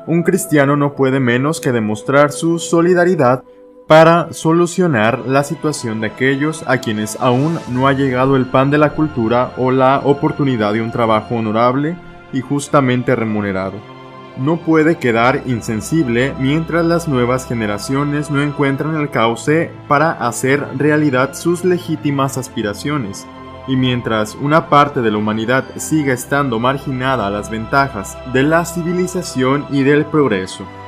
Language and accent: Spanish; Mexico; also born or lived in Monterrey, Nuevo León; como pueblo mexicano